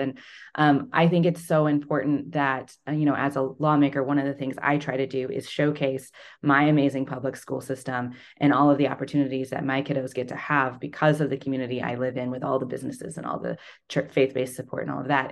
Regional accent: Fordland, Missouri, United States; also born or lived in Springfield, Missouri; I grew up in Southwest Missouri in Webster County. If anyone's familiar, I lived in Fordland

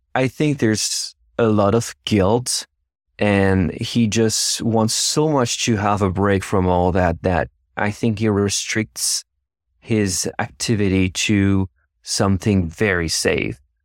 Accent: Versailles, Île-de-France, France; English is a second language; moved away as an adult; now in United States; I'm originally from France

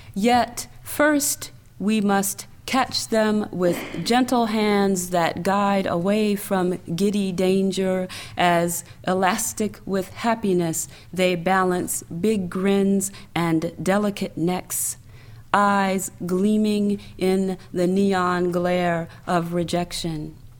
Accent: the South, United States; also born or lived in New York / Washington, D.C.; now in Atlanta, United States; I'm a Southerner

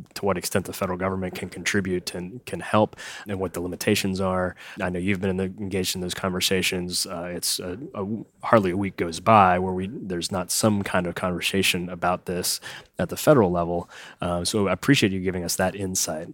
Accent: Morgantown, West Virginia, United States; I grew up in Morgantown, which is kinda north central

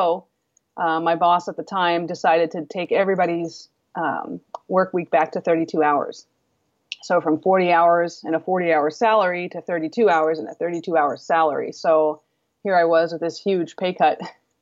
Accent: East Coast, United States; moved away as an adult; I'm originally from the East Coast. So I moved out West

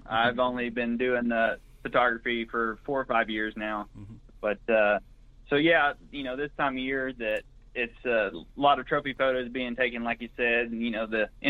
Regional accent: Greenfield, Oklahoma, United States; I'm originally from Blaine County. That's in the northwest part of the state, about 60 miles northwest of Oklahoma City, a little town called Greenfield. Went to high school in Watonga, just north of there.

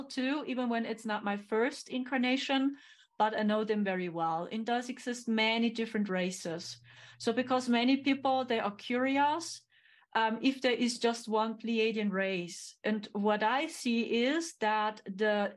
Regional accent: Germany; English is a second language; I'm here from Germany, right? Yeah, I'm from Germany

